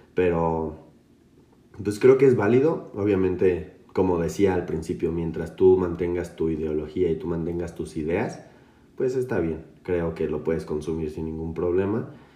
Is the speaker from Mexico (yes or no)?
yes; Mexico; Como mexicano te hace sentir que tu cultura tiene tantas eh, vertientes